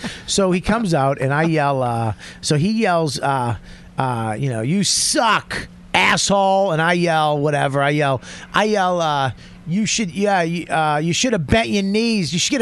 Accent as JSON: {"language": "English", "town": "Boston", "region": "Massachusetts", "country": "United States", "accent": "Boston", "said": "I'm from Boston. I had the accent."}